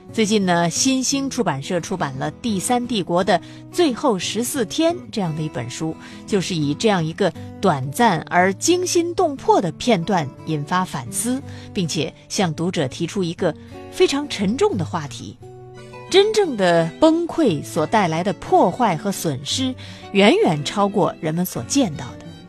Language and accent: Chinese; China; 我们中国人